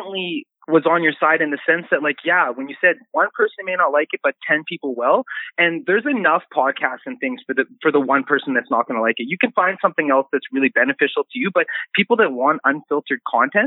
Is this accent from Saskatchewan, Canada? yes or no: yes; Regina, Saskatchewan, Canada; I'm from Regina, Saskatchewan